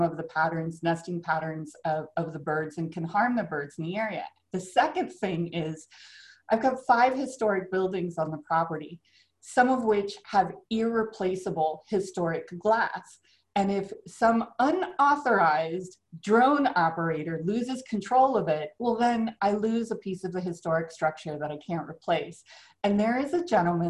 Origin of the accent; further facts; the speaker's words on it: South Florida, United States; growing up in South Florida